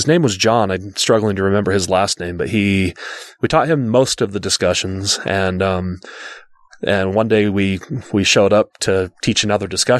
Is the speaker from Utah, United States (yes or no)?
yes; West Jordan, Utah, United States; growing up in West Jordan, Utah